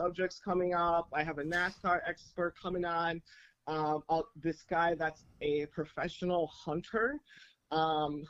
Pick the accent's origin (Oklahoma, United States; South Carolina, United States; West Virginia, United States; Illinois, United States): Illinois, United States; Chicago; I grew up on the South Side of Chicago